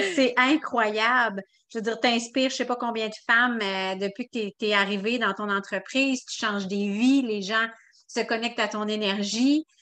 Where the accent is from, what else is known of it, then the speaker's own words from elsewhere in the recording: Quebec City, Quebec, Canada; now in Lévis, Canada; de Québec précisément, mais là, on vient de déménager à Lévis